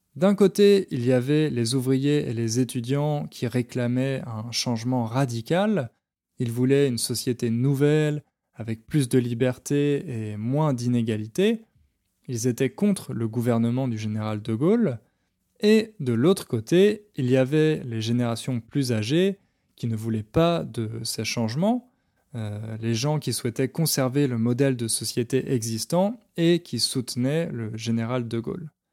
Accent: France

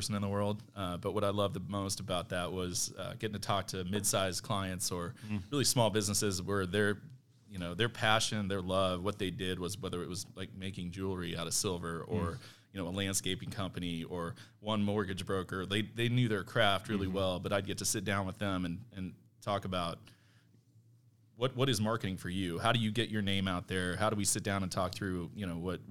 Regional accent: Warrensburg, Missouri, United States; I grew up in Warrensburg, Missouri, Central Missouri

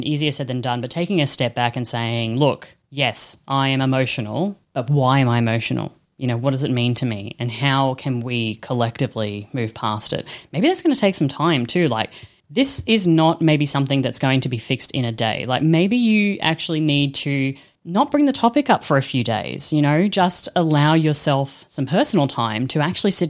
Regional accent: Australia; I'm Australian bogan

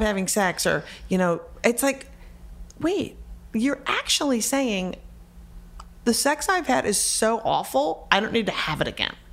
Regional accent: Minneapolis, Minnesota, United States; I was born and raised in Minneapolis, Minnesota

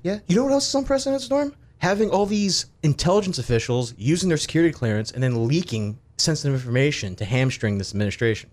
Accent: Acela corridor, Northeast, United States; We grew up around the Acela corridor

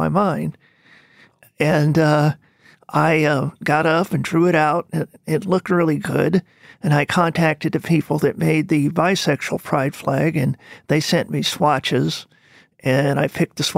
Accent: Arizona, United States; now in South Carolina, United States; Spent most of my life in Arizona

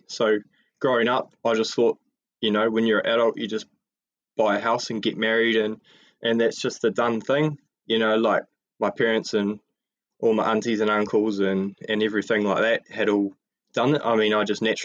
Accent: Tauranga, Bay of Plenty, New Zealand; I grew up in Tauranga

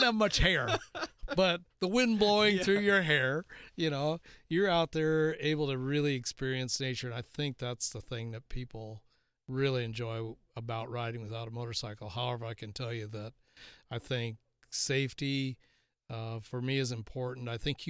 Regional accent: South Dakota, United States; I can remember as a kid growing up in South Dakota

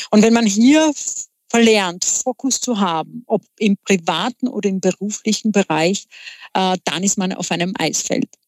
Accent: Czechia; German is a second language; moved away as an adult; now in Vienna, Austria; Ich bin eine gebürtige Tschechin, bin in Tschechien aufgewachsen, habe dort auch studiert und nachdem ich meinen Mann kennenlernte, äh, war Umzug nach Wien

